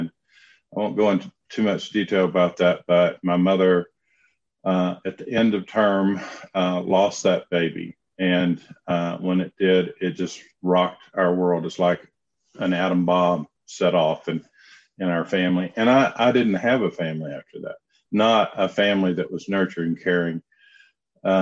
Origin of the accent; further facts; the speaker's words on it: Knoxville, Tennessee, United States; accent: southern drawl; also born or lived in Charlotte, North Carolina; I grew up in Knoxville, Tennessee